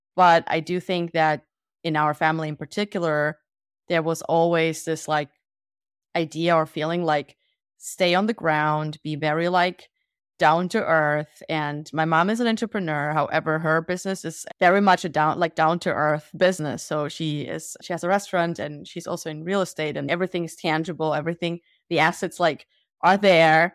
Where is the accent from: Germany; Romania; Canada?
Germany; also born or lived in Soviet Union; we moved to Germany, and I grew up in Germany